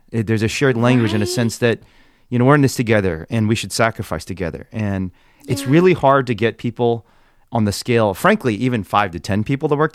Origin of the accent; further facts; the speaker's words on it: Indiana, United States; but I still do the things I did when I was a confused kid growing up in Indiana.